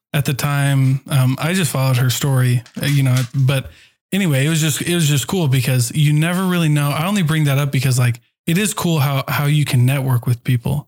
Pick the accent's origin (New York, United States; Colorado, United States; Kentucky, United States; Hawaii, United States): Hawaii, United States; I'm Hawaiian.